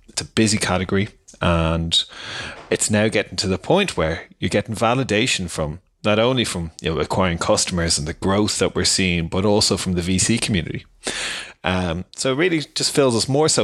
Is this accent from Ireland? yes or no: yes; Ireland; I'm an Irishman